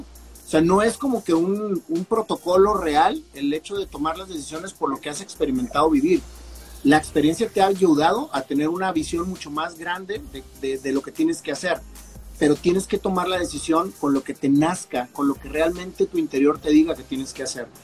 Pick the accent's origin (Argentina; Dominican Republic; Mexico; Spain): Mexico; Monterrey, Nuevo León; soy mexicano, nacido en Monterrey, Nuevo León, eh, con mucho orgullo